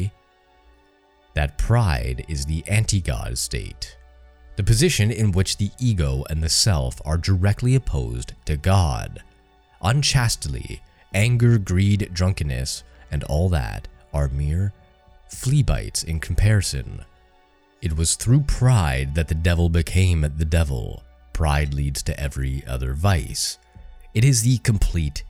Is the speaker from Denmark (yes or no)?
no; Canada; I grew up in Canada